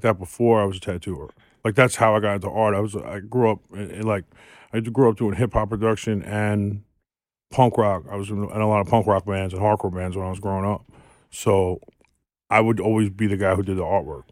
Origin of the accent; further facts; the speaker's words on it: New York City, New York, United States; I'm from South Queens